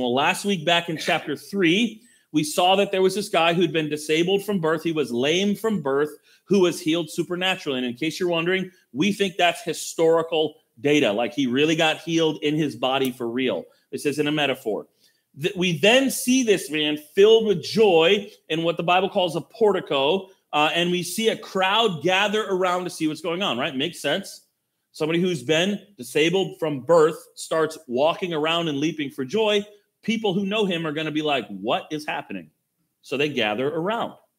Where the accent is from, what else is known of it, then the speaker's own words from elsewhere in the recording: United States; we as American Christians